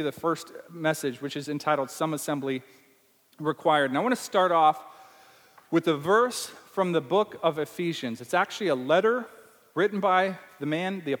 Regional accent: Nebraska, United States; accent: Nebraska; This is my Nebraska accent.

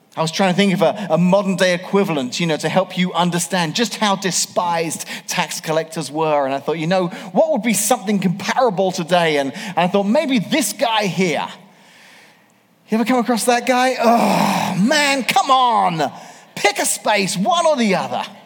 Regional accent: England, United Kingdom; moved away as an adult; now in Washington, Illinois, United States; 25 years ago, I moved to America. 25 years ago, 1994, I grew up in England

